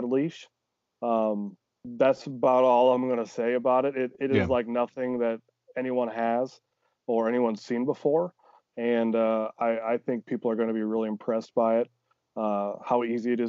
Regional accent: Northeast Iowa, United States; moved away as an adult; now in Des Moines, Iowa, United States; I'm from Northeast Iowa originally, mm-hmm. small town, you know, and I went back up home for the Christmas

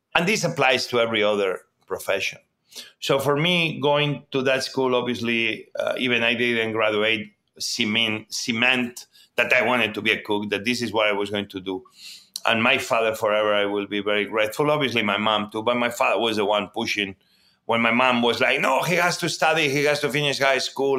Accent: Barcelona, Catalonia, Spain; born or raised there; English is a second language; also born or lived in Mieres, Asturias, Spain / New York, United States; now in Washington, D.C., United States

